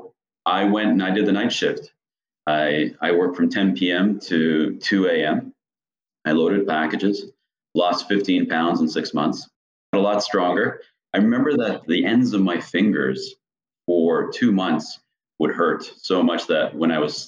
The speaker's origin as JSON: {"language": "English", "country": "Canada", "tie": "born or raised there", "also_born_or_lived": "Mexico City, Mexico / Dallas, United States", "moved": "as an adult", "lives_now": "United States", "said": "originally from Canada and growing up in Canada and working in Canada"}